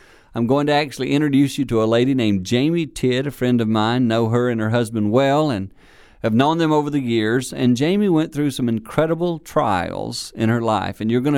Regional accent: Philadelphia, Pennsylvania, United States; I did not know him at all. I was from Philadelphia.

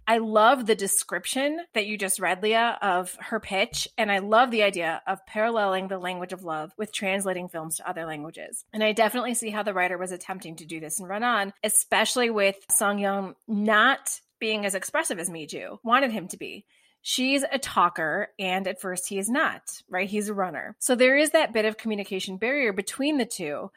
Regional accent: United States; as an American viewer

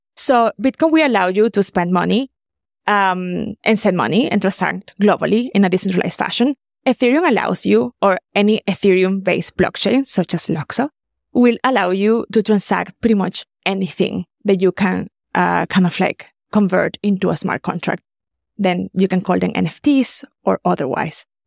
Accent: Caracas, Capital District, Venezuela; moved away as an adult; also born or lived in Germany; I'm originally from Caracas, Venezuela.

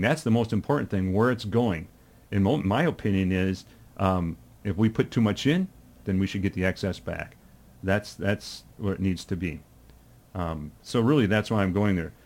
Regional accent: Rochester, Minnesota, United States; also born or lived in Lonsdale, Minnesota; I had such a wonderful, um, childhood when I was growing up in Rochester

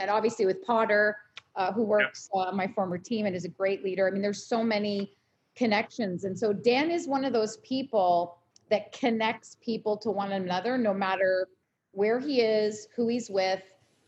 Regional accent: Canada; now in Los Angeles, United States; So when I was a transplant from Canada, I mean, now I'm a full-fledged American.

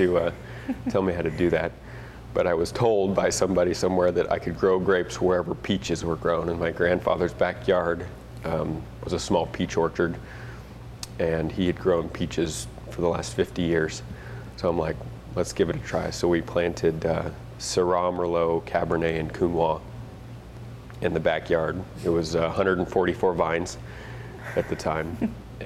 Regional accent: Baker City, Oregon, United States; I'm originally from Baker City, which is on the edge of the Snake River AVA on the Oregon side.

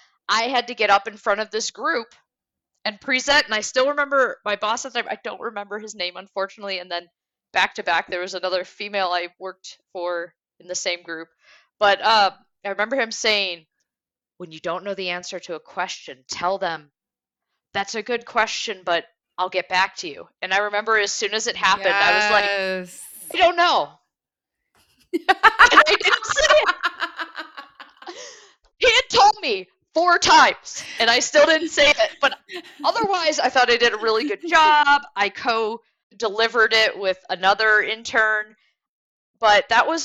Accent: Detroit, Michigan, United States; also born or lived in Germany; I grew up in the Detroit area as well as Germany, but mostly in the Detroit area

